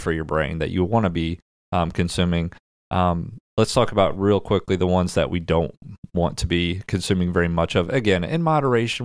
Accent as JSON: {"language": "English", "region": "Midwest", "country": "United States", "said": "We're from the Midwest"}